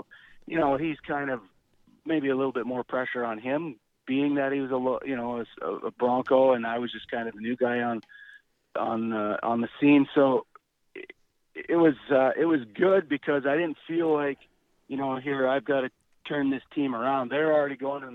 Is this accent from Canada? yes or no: yes; Canada; being a Canadian boy